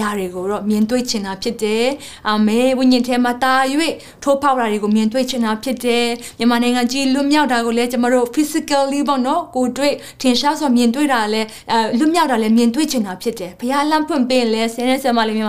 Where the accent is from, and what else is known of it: Myanmar; born or raised there